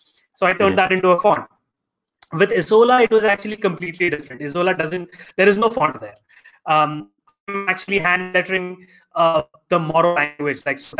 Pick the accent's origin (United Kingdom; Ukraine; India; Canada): India; because I'm Indian